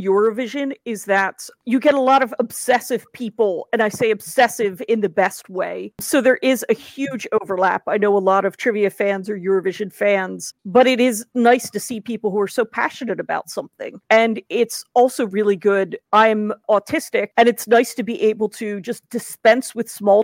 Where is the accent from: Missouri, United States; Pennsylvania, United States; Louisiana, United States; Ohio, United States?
Pennsylvania, United States; Philadelphia; moved away as an adult; now in United Kingdom; I'm originally from Philadelphia, but I've lived in the UK now for over a decade